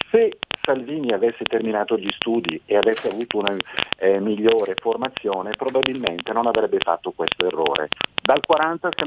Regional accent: Bergamo, Lombardy, Italy; io sono di Bergamo

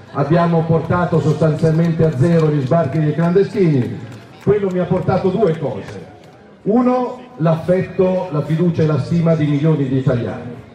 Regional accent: Milan, Lombardy, Italy; io sono milanese e la amo più di ogni altra città al mondo

